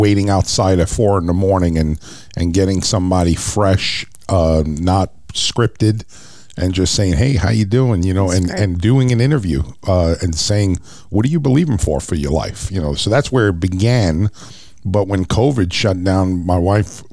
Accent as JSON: {"language": "English", "town": "New York City", "region": "New York", "country": "United States", "tie": "born or raised there", "moved": "yes", "said": "I was born and raised in Brooklyn, New York"}